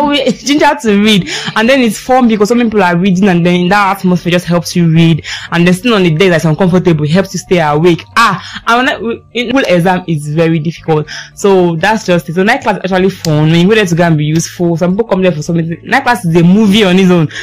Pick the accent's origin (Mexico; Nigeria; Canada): Nigeria; I'm a Nigerian student.